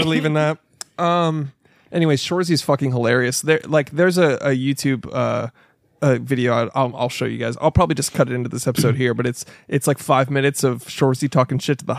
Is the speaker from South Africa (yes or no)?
no; Canada; the Canadian accent. It's like I grew up knowing all the people like